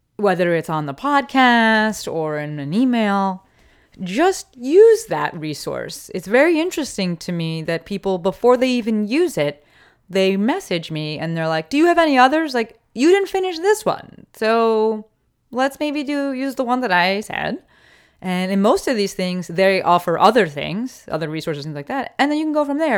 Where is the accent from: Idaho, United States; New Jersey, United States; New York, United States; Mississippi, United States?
New Jersey, United States; Summit; now in Los Angeles, United States; I'm from Summit, New Jersey